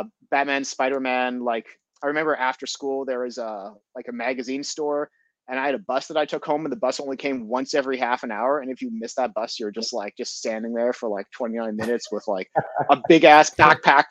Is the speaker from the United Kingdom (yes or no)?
no; Montreal, Quebec, Canada; moved away as an adult; also born or lived in Japan / Netherlands; now in Toronto, Canada; I grew up in Montreal. I grew up as an English Montreal or an Anglo, as we call ourselves